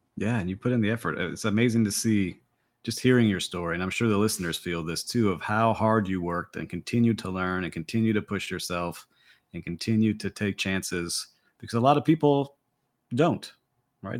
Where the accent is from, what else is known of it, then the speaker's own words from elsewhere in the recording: Miami, Florida, United States; here in my hometown of Miami